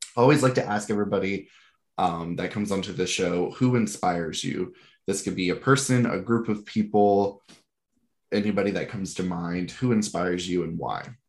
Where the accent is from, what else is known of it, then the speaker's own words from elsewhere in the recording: Georgia, United States; I grew up in Georgia